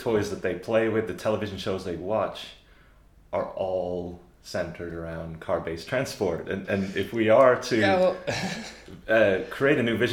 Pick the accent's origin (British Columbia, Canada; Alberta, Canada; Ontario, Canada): British Columbia, Canada; Vancouver; my hometown of Vancouver